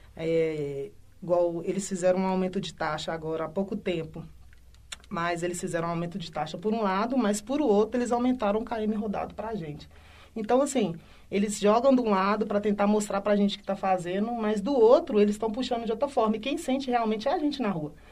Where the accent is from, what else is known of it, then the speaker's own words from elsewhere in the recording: Belo Horizonte, Minas Gerais, Brazil; sou residente aqui de Belo Horizonte, moro na região do Barreiro.